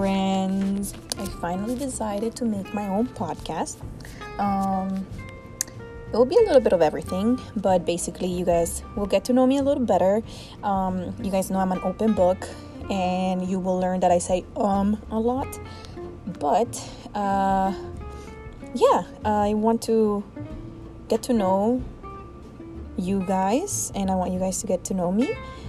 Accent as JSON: {"language": "English", "country": "El Salvador", "tie": "born or raised there", "moved": "yes", "said": "my stories from growing up in El Salvador"}